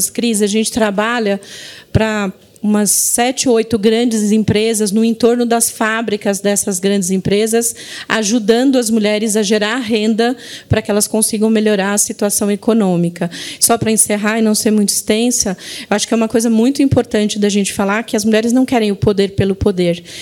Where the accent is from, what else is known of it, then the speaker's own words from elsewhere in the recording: Diadema, São Paulo, Brazil; also born or lived in Recife; Eu fui criada em Diadema. Vim com 4 anos para São Paulo.